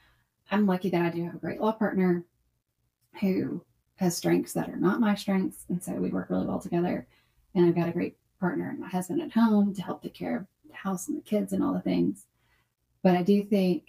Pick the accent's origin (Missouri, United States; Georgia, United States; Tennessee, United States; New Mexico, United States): Tennessee, United States; Columbia; I grew up here in the town that I practice in here in Columbia, Tennessee. I was born and raised here.